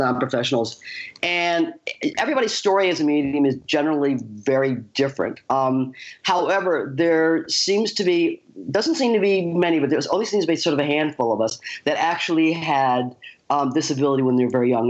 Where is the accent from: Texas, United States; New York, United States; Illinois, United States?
New York, United States; Western upstate; I left home at the age of 18, moved to New York City, because I'm from you know, I was from Western upstate New York